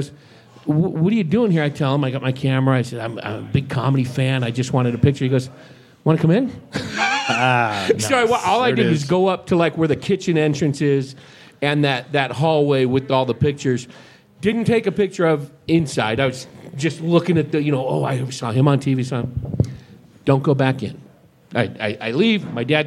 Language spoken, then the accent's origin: English; San Francisco Bay Area, California, United States; I grew up in the San Francisco Bay Area